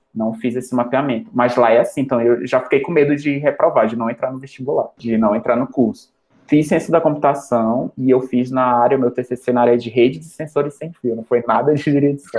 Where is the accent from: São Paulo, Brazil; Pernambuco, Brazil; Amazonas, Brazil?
Amazonas, Brazil; Manaus; moved away as an adult; now in Mato Grosso do Sul, Brazil; eu sou amazonense, manauara, com orgulho. É, vim do norte para cá. Sou nortista